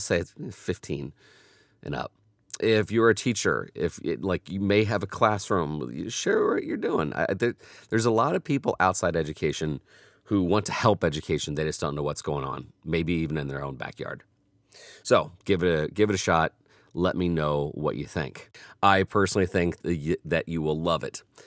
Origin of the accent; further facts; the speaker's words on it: Indianapolis, Indiana, United States; I was from Indianapolis